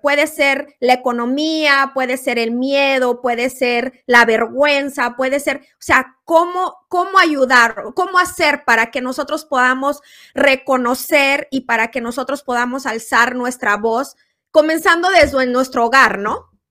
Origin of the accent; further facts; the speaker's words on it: Guerrero, Mexico; now in United States; mi país, México, siempre pensando en México, en Guerrero, mi tierra